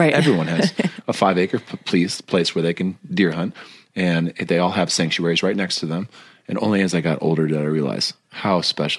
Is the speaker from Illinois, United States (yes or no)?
yes; north of Chicago, Illinois, United States; moved away as an adult; now in Montana, United States; I grew up north of Chicago in between Milwaukee and Chicago, right on the line between. And so we're like 10 miles from the Wisconsin border.